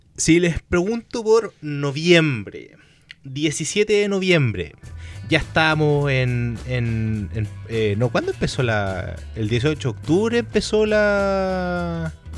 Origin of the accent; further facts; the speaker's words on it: Chile; capacidad que tenemos como chilenos